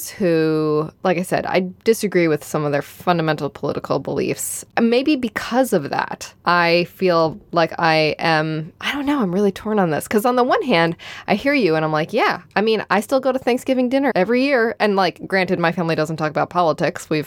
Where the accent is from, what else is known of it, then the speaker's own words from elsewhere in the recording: Midwest, United States; But like I said, I'm from the Midwest where we are passive aggressive and polite, so we talk about other things and pass each other the peas